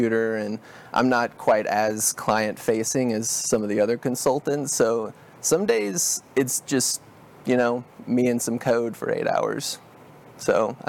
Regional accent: Dallas, Texas, United States; also born or lived in Celina, Texas; now in Lewisville, United States; I grew up in North Dallas and Salina area

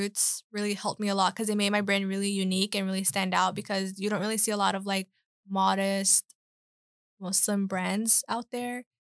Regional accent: Charlotte, North Carolina, United States; born or raised there

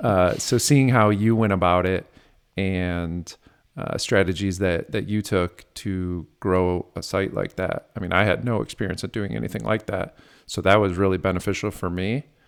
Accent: Midwest, United States; now in San Diego, United States; I'm from the Midwest originally

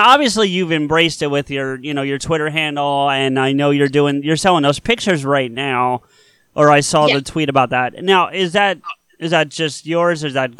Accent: Southern New Jersey, United States; I am from Southern New Jersey, and you know the rivalry between North and South in this state, I'm sure. So, you know, South is South.

